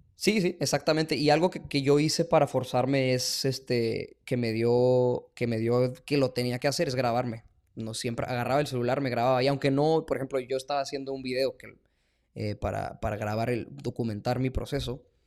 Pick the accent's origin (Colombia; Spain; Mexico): Mexico; also born or lived in El Paso, Texas, United States; now in Boston, United States; yo soy mexicano